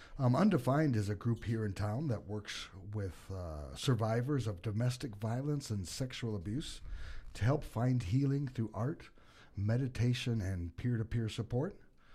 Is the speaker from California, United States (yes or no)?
yes; California, United States; So I was raised out in California